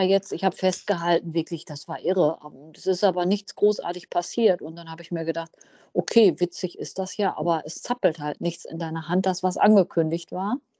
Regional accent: Münsterland, North Rhine-Westphalia, Germany; Ich komme aus dem Münsterland.

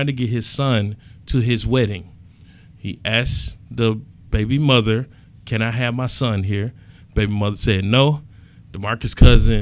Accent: Atlanta, Georgia, United States; I'm from Atlanta

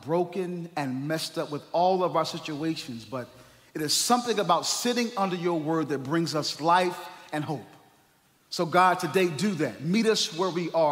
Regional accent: North Carolina, United States; I'm from North Carolina

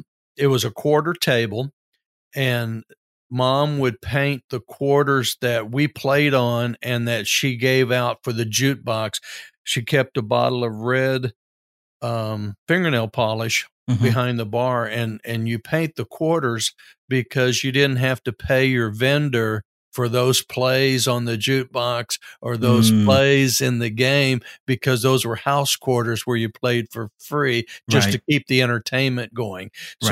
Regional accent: Gilmer, Texas, United States; also born or lived in San Diego / Corpus Christi; Gilmer, there was really absolutely nothing to do as a teenager, especially for one growing up in San Diego and Corpus Christi, mm-hmm. And then rural East Texas in the late 60s.

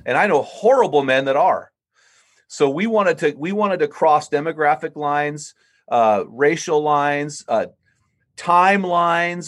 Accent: San Luis Obispo, California, United States; my hometown, San Luis Obispo, California

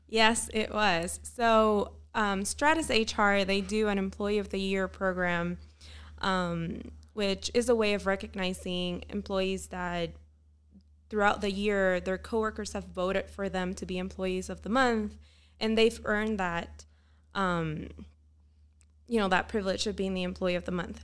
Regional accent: Puerto Rico; moved away as an adult; also born or lived in Pennsylvania; now in Utah, United States; am originally from Puerto Rico.

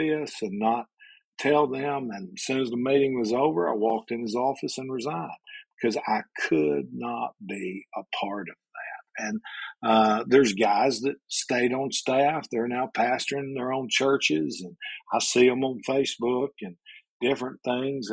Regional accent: Alabama, United States; I'm originally from Alabama

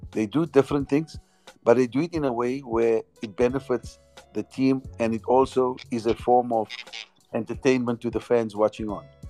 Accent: South Africa; as South African players

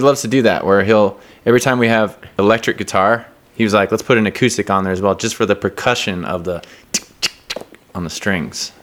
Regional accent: Seattle, Washington, United States; now in New York, United States; I'm from Seattle

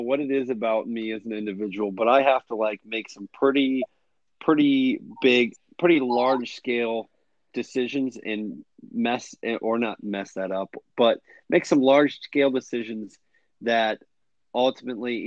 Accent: Ohio, United States; also born or lived in Arizona; got this Ohio operation up and rolling in my hometown. I'm working with Lowe's, getting set up with running crews, hopefully by the end of the year, running multiple crews, doing jobs all over my hometown area, Findlay, Tiffin, all those areas

